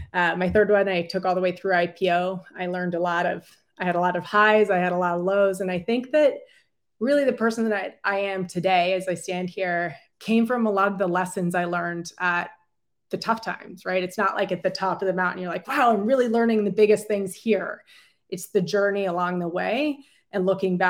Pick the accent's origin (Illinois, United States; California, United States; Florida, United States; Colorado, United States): California, United States; San Francisco; moved away as an adult; also born or lived in Virginia / China; I was born and raised in San Francisco